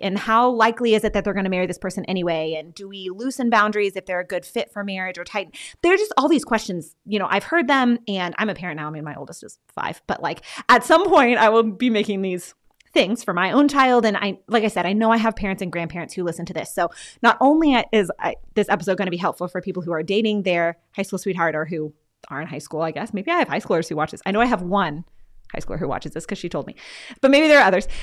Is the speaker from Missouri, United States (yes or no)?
no; Texas, United States; now in Pennsylvania, United States; I'm from Texas, and Franciscan was like across the country, and now I live in Pennsylvania